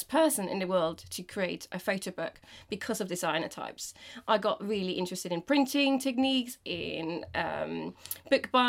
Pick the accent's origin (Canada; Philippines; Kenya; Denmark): Denmark; English is a second language; now in England, United Kingdom; I'm from Denmark